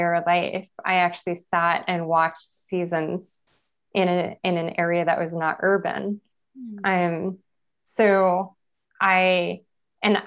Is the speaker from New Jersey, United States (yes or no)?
no; Los Angeles, California, United States; I was born in East Los Angeles, El Sereno